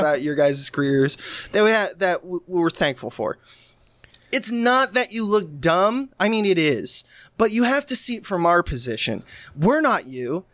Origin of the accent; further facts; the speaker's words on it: United States; growing up in America, if you were my age